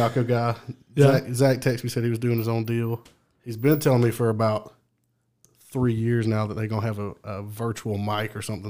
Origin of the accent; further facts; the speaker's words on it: Dothan, Alabama, United States; moved away as an adult; also born or lived in Auburn, Alabama; now in Birmingham, United States; I'm from Dothan, went to school in Auburn, then moved to Birmingham.